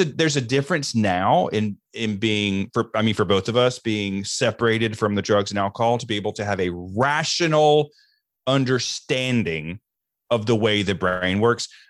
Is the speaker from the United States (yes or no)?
yes; the deep South, United States; I grew up in the South, and I grew up in the deep South in the Southern Baptist Church